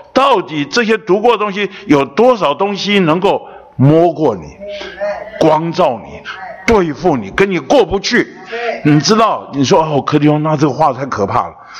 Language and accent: Chinese; Taipei, Taiwan; 我是从小出生在北投